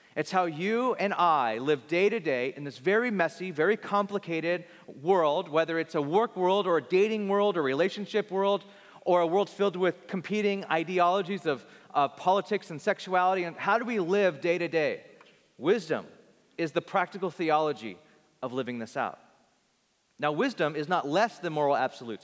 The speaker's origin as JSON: {"language": "English", "town": "Bakersfield", "region": "California", "country": "United States", "tie": "born or raised there"}